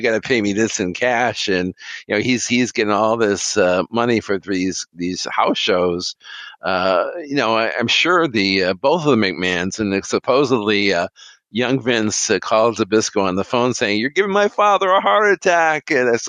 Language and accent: English; Binghamton, New York, United States; my hometown, Binghamton, New York